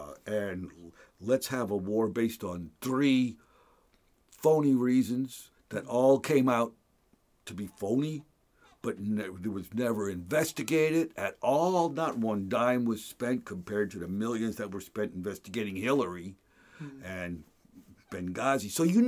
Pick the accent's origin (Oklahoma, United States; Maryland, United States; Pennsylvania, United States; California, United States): Pennsylvania, United States; Hellertown; I grew up and graduated from Hellertown High School.